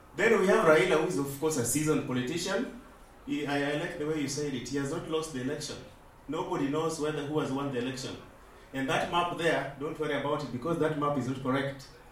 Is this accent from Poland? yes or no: no; Kisumu, Kisumu County, Kenya; now in Norway; actually I'm from Kisumu, and I'm from Kondele where we throw stones at everything.